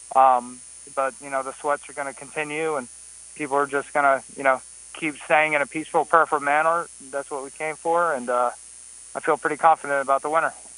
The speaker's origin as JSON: {"language": "English", "town": "Atlanta", "region": "Georgia", "country": "United States", "said": "I'm from Atlanta, Georgia and I've been out here for a few months now"}